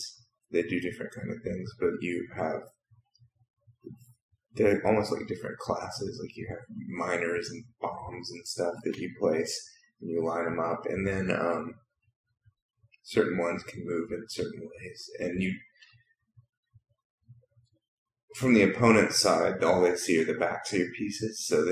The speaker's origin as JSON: {"language": "English", "town": "Huntsville", "region": "Alabama", "country": "United States", "tie": "born or raised there", "moved": "yes", "lives_now": "Austin, United States", "said": "I was born in Huntsville, Alabama, which is North Alabama, not too far from Tennessee."}